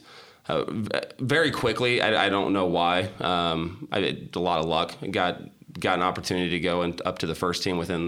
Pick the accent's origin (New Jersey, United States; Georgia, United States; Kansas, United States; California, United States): Kansas, United States; Shawnee; I grew up in Shawnee